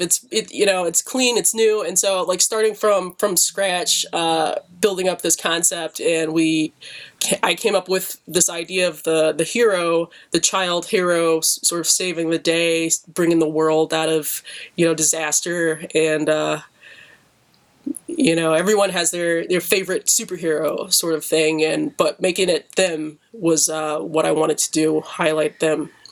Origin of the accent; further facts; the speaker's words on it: Detroit, Michigan, United States; me growing up in Detroit